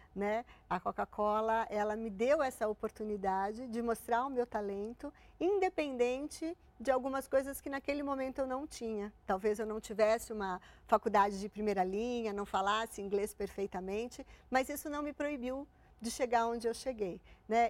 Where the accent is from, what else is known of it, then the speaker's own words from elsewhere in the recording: Santo André, São Paulo, Brazil; eu sou de Santo André. Eu fiz colégio público